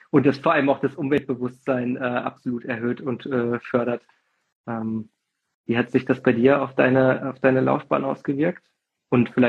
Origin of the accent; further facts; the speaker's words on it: Fulda, Hesse, Germany; ich bin ja bei Fulda groß geworden, sind wir immer, haben uns an die Milseburg fahren lassen. Das ist so in, in der Rhön.